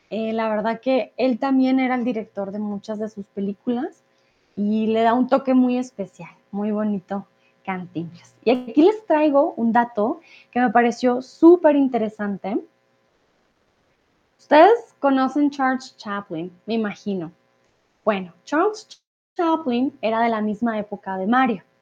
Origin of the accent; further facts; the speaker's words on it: Bogotá, Colombia; yo soy de Colombia, yo soy Rola de Bogotá, yo tengo un acento, digamos, poco más neutro